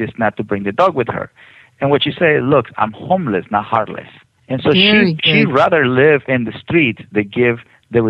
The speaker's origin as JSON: {"language": "English", "country": "Mexico", "moved": "yes", "lives_now": "United States", "said": "I'm from Mexico"}